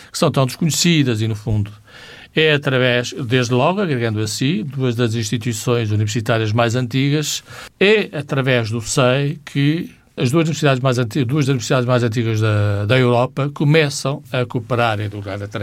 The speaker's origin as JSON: {"language": "Portuguese", "town": "Barca d'Alva", "region": "Guarda", "country": "Portugal", "tie": "born or raised there", "said": "E eu que vivi numa, numa aldeia de fronteira, não é? Sou de uma aldeia de fronteira, sou de Barca d'Alva"}